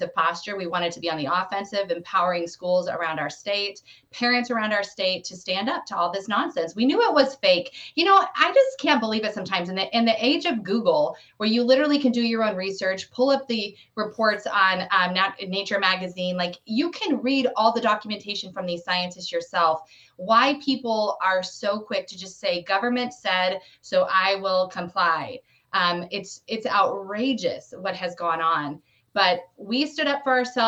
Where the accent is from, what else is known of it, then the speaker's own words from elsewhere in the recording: Colorado, United States; I am from the People's Republic of Colorado